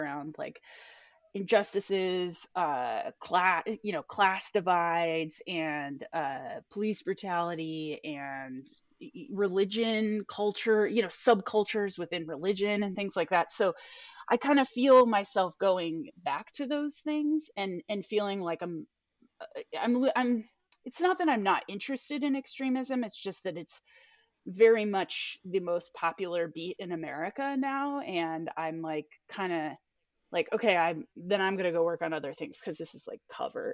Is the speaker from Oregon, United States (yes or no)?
yes; Portland, Oregon, United States; I grew up in liberal Portland